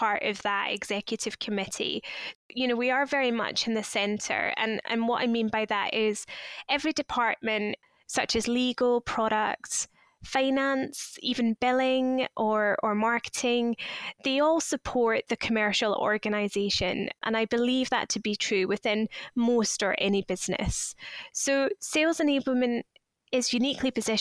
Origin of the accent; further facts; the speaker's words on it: Scotland, United Kingdom; moved away as an adult; also born or lived in Leeds; now in London, United Kingdom; I'm originally from Scotland, but have been living in London or around London since 2010